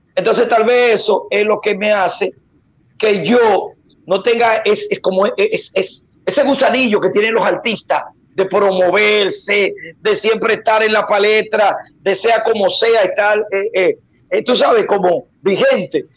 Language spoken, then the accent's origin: Spanish; Dominican Republic; now in Puerto Rico; Yo soy dominico boricua. Todo el mundo lo sabe que yo soy dominicano por parte de mi mamá